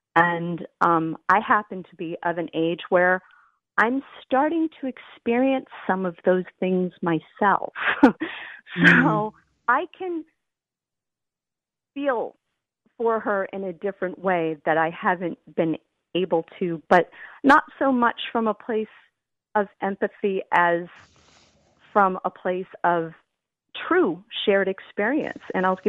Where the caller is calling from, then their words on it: outside of Boston, Massachusetts, United States; I'm calling from outside of Boston, Massachusetts.